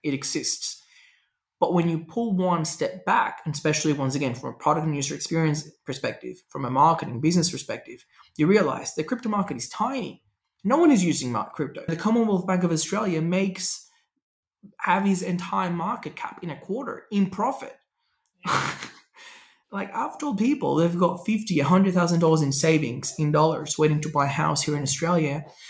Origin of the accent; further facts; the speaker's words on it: Venezuela; And it's funny because I tell people I grew up driving in Venezuela. I can drive anywhere in the world.